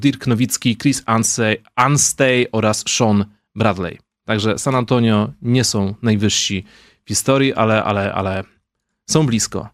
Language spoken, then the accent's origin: Polish; Wołczyn, Opole Voivodeship, Poland; moved away; my z Wołczyna